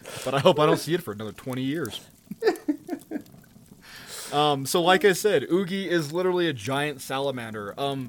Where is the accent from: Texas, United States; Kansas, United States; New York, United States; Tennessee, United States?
New York, United States; my home state of New York, not too far from my hometown